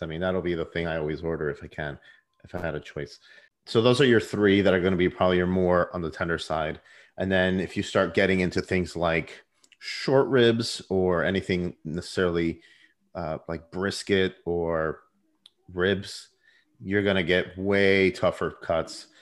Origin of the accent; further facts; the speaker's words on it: Puerto Rico; I was born in Puerto Rico. I was raised in the Puerto Rican culture to an extent.